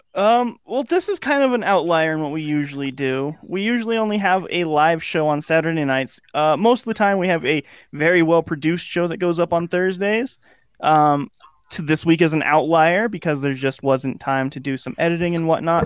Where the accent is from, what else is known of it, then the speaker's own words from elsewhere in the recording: United States; As an American